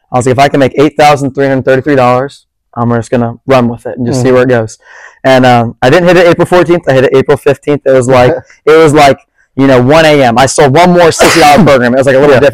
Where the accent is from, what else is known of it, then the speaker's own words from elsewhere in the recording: Bethany Beach, Delaware, United States; now in Charleston, United States; I grew up in Bethany Beach, Delaware